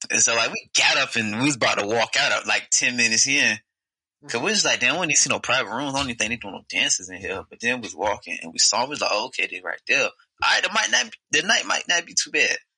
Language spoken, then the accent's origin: English; Portsmouth, Virginia, United States; I'm from Portsmouth